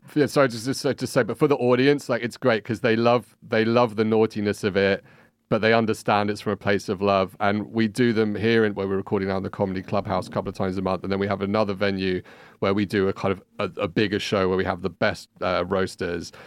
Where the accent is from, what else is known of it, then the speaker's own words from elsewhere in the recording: London, United Kingdom; moved away as an adult; now in Barcelona, Spain; I'm originally from London, uh, hence this accent.